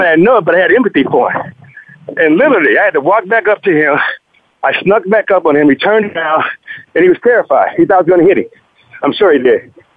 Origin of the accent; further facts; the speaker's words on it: Compton, California, United States; growing up in Compton